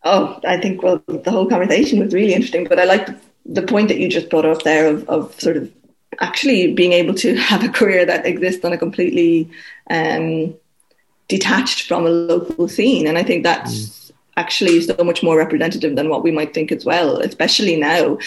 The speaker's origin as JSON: {"language": "English", "area": "County Wexford", "region": "Leinster", "country": "Ireland", "said": "I'm from County Wexford, and um, my parents are there"}